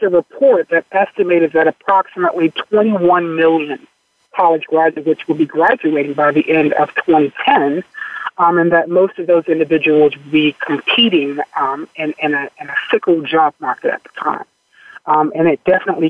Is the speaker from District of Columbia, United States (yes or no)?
yes; Washington, District of Columbia, United States; Growing up in Washington, D.C., I'm a native Washingtonian.